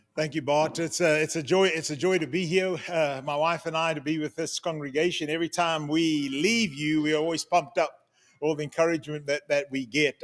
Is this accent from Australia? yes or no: no; Zimbabwe; moved away; also born or lived in Cape Town, South Africa / United States; I was born in Cape Town, grew up in Zimbabwe, South Africa, born in South Africa, grew up in Zimbabwe.